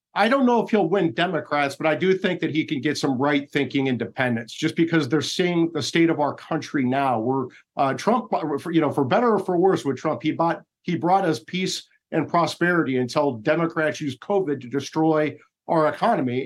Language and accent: English; Iowa, United States; moved away; I'm from Iowa. When I go back to Iowa